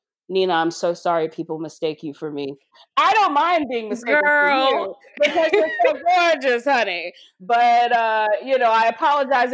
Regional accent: Texarkana, Texas, United States; moved away as an adult; also born or lived in Missouri / Oklahoma; my home state of Texas

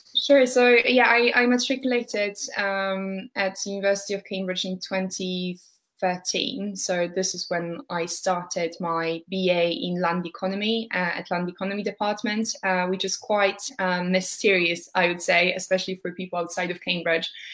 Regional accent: Warsaw, Masovian Voivodeship, Poland; moved away as an adult; now in United Kingdom; I'm originally from Warsaw, but living in the UK for almost five years at the moment.

